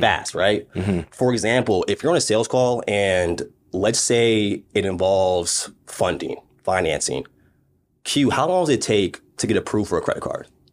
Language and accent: English; Maryland, United States; moved away; also born or lived in Las Vegas; I came from Maryland, family taught me education